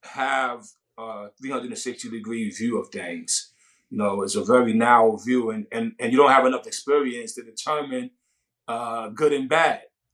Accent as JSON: {"language": "English", "town": "Brownsville", "region": "New York", "country": "United States", "tie": "born or raised there", "said": "Wow, Brownsville never ran, never will. You know what I mean? That was probably the most dangerous grounds I ever walked on."}